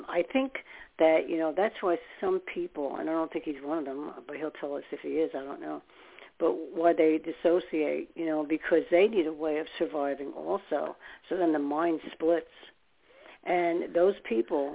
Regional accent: New York, United States; now in New Jersey, United States; living in New York, I'm from New York

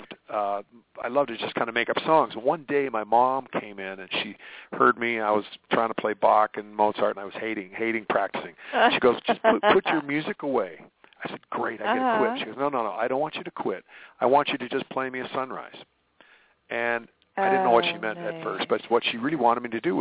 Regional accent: United States; I'm an American boy here

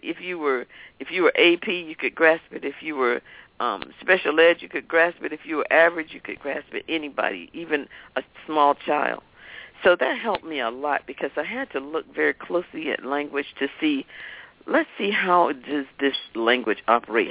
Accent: Raleigh, North Carolina, United States; I grew up in Raleigh, North Carolina

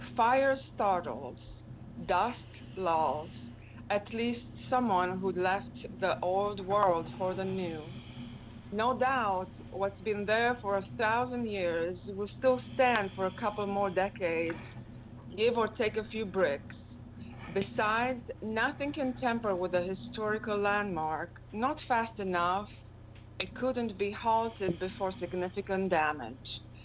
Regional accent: Zalău, Sălaj County, Romania; English is a second language; moved away as an adult; also born or lived in Germany / Kansas / Oregon; now in Texas, United States; Zalo, the name of my hometown, where I was born, where I grew up, pronounced like hello

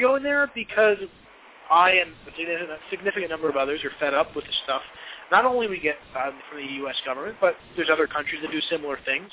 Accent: New Jersey, United States; I'm from New Jersey.

